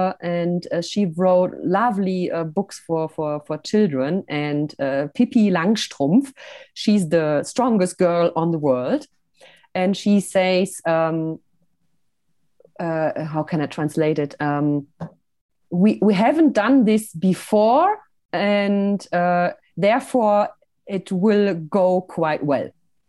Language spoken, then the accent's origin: English; Switzerland; I'm sometimes doing little videos here from my hometown. I call them Hello from Switzerland.